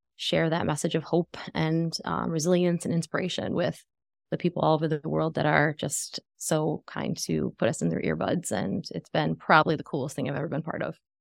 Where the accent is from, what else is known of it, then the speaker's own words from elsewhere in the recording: Western New York, United States; now in Tampa, United States; I currently live in Tampa, Florida, I'm from Western New York